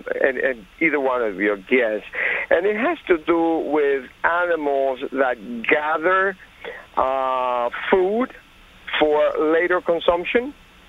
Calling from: Somerset, New Jersey, United States; Well, I'm from Somerset, but this is …, not Elliot.

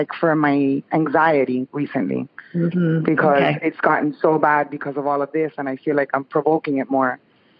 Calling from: Pembroke Pines, Florida, United States; I'm calling from Pembroke Pines, Florida.

